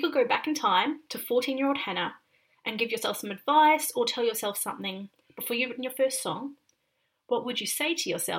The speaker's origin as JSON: {"language": "English", "country": "Australia", "said": "because I'm Australian."}